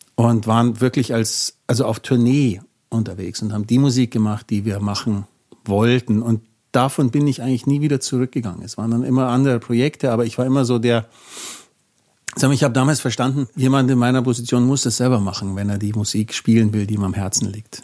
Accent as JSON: {"language": "German", "area": "Kirchseeon", "region": "Bavaria", "country": "Germany", "tie": "born or raised there", "said": "ich bin 1970 geboren in Kirchsee und vielleicht kennt es jemand, äh, Vorort von München"}